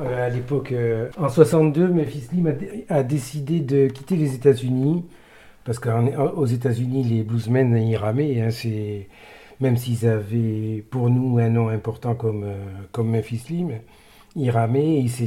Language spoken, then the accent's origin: French; Pau, Nouvelle-Aquitaine, France; je suis né à Pau